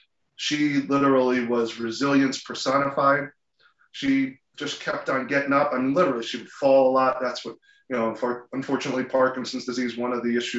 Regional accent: New Jersey, United States; also born or lived in Philadelphia; born and bred in New Jersey most of my life, with the exception of grad school in Philadelphia

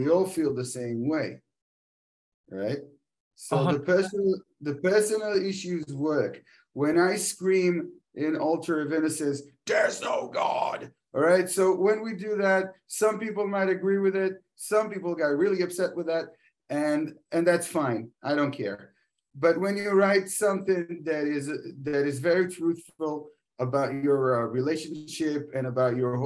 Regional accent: Israel; we're from Israel

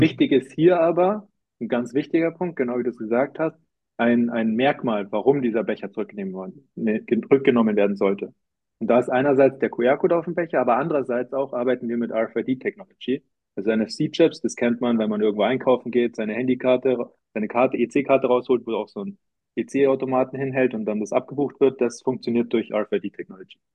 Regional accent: Munich, Bavaria, Germany; also born or lived in Cologne / Zurich; eigentlich komme ich aus München

